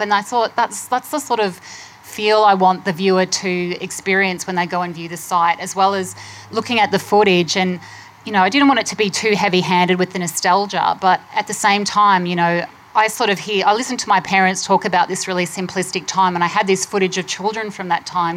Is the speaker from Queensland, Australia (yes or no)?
yes; Queensland, Australia; moved away; I grew up in Queensland